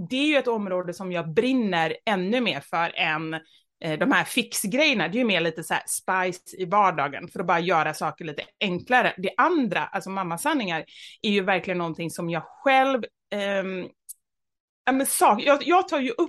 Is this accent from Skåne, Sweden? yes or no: no; Gothenburg, Västra Götaland, Sweden; moved away; jag är uppvuxen i Kortedala, en förort. Eh, jag skulle säga Göteborg. gangsterförort. Ja, Göteborg, precis.